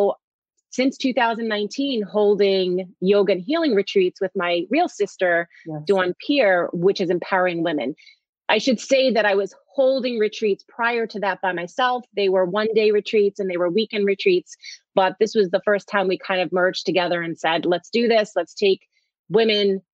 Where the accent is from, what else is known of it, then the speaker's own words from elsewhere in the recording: East Coast, United States; We're both from the East Coast